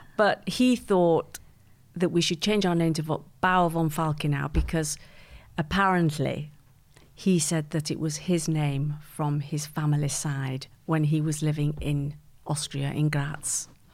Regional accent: Manchester, North West England, United Kingdom; also born or lived in Geneva; now in London, United Kingdom; I grew up in, uh, Manchester. in a place called Malvern Grove

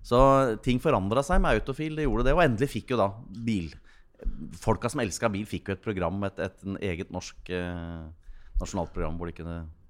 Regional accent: Gjøvik, Innlandet, Norway; dialekta til Taubel er jo min dialekt. Jeg fikk jo lov til å prege den, for der, jeg vokste jo opp på Gjøvik

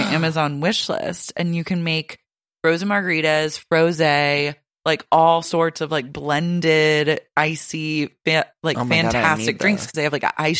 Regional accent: Oklahoma, United States; Like, I grew up in Oklahoma.

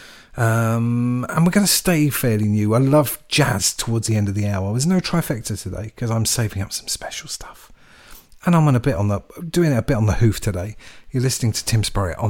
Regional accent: England, United Kingdom; I'm English

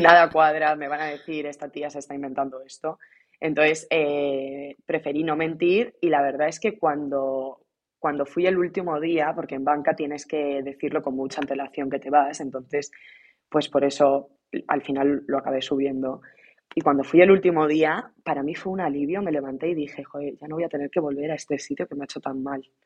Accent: Ciudad Real, Castilla-La Mancha, Spain; moved away as an adult; now in London, United Kingdom; yo soy de Ciudad Real

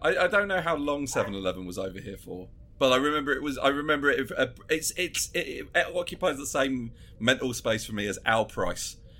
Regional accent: Brentwood, East of England, United Kingdom; I'm from the town Brentwood, the uh, same place as the only way is Essex, which is why I, I don't live there anymore

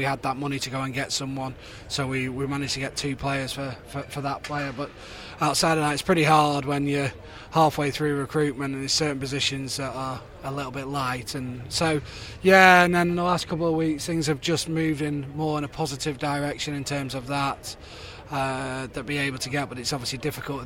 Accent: the North of England, United Kingdom; as a Northerner

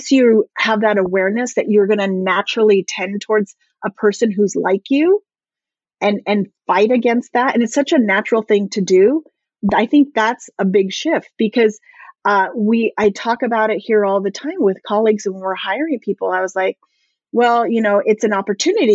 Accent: Southern California, United States; I grew up here in Southern California

